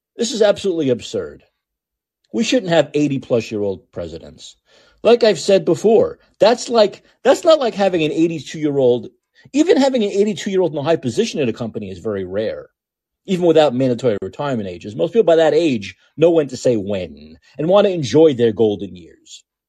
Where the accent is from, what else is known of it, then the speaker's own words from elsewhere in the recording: New York City, New York, United States; I'm from Brooklyn. I talk fast naturally